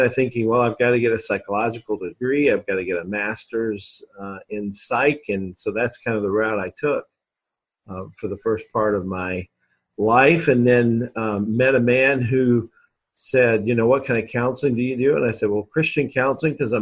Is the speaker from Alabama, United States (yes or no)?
yes; Alabama, United States; also born or lived in Kentucky; now in Indianapolis, United States; I was born in Kentucky, and then lived really most of my life in Alabama. So I'm kind of an Alabama guy, really